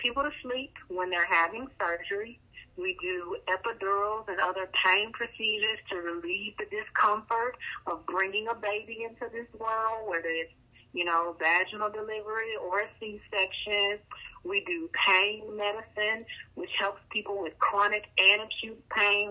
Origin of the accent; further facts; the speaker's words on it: Shreveport, Louisiana, United States; now in Houston, United States; I am originally from a little place called Shreveport, Louisiana